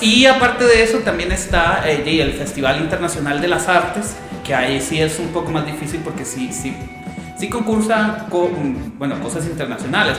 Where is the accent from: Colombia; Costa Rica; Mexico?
Costa Rica